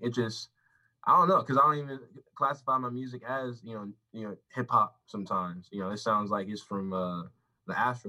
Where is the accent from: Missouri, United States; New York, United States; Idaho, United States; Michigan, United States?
New York, United States; Queens; New York, but Queens. I was born on the Queens River. Not on the river, but like the hospital right there.